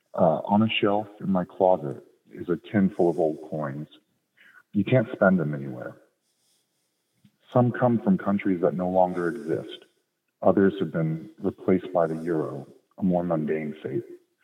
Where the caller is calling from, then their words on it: Washington, United States; Washington State.